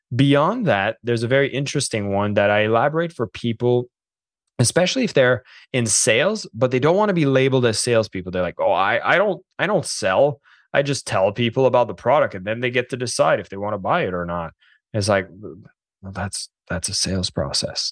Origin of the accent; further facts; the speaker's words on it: Canada; I'm French Canadian